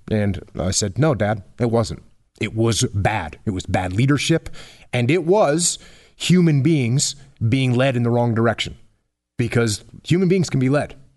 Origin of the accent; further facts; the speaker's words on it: New England, United States; moved away; I grew up in New England